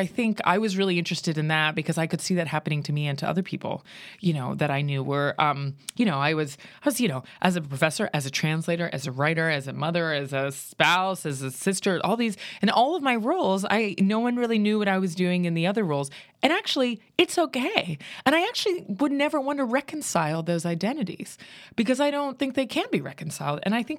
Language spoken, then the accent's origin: English; Pennsylvania, United States; And I grew up in Western Pennsylvania. And so there was no art really happening in the little, you know, Rust Belt dying town where I was born.